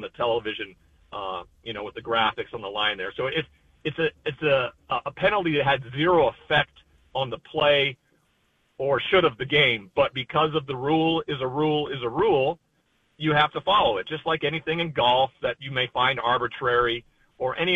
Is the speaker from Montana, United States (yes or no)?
yes; Montana, United States; growing up in Montana